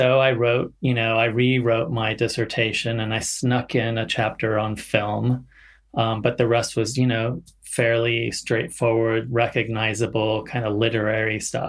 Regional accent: Central Valley, near Sacramento, California, United States; also born or lived in Mexico City, Mexico; We moved back to California, redneck California, Central Valley, North Central Valley, right outside of Sacramento

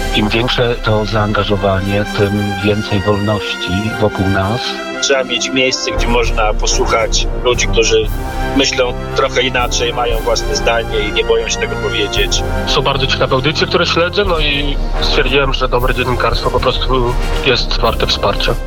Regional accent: Lubichowo, Pomeranian Voivodeship, Poland; moved away as an adult; also born or lived in England; w te, te same strony, to jest Lubichowo, wieś na Kociewiu

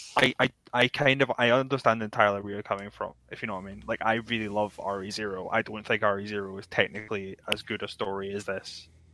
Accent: Scotland, United Kingdom; a Scot

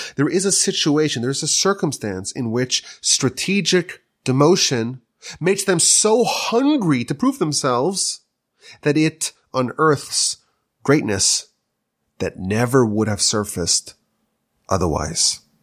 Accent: United States; now in Canada; I'm an American coming here

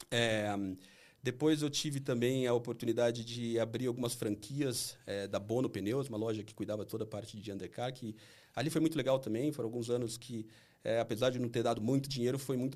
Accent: Campinas, São Paulo, Brazil; also born or lived in São Carlos; eu sou de Campinas.

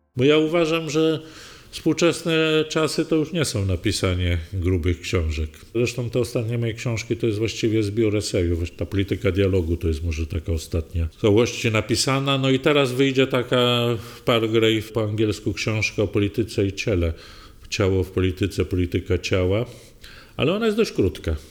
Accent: Legnica, Lower Silesian Voivodeship, Poland; moim dzieciństwie w Legnicy

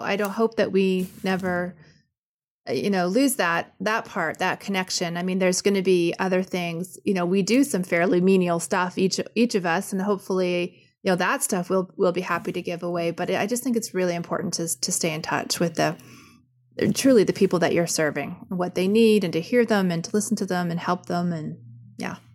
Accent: Canada; I'm Canadian and say sorry all the time

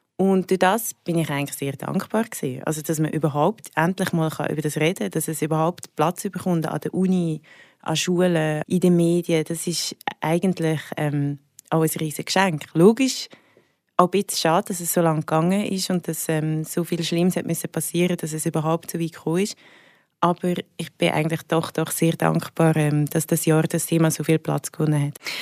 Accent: Willisau, Lucerne, Switzerland; also born or lived in Zurich (Schwammendingen); Also ich bin in Zürich aufgewachsen, in Schwammendingen. Und bin dann mega, also sehr jung, mit 8 auf Willisau gezogen, das ist im Luzerner Hinterland

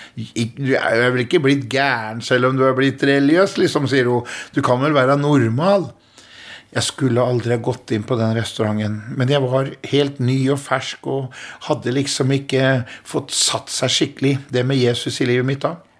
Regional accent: Askim, Østfold, Norway; Jeg eh, er eh, født og oppvokst i Askim, eh, en by i Indre Østfold.

